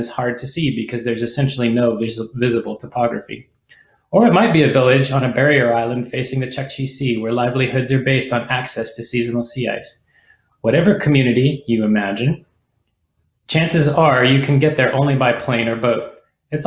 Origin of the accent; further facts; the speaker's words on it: Alaska, United States; I grew up in Alaska and I live here now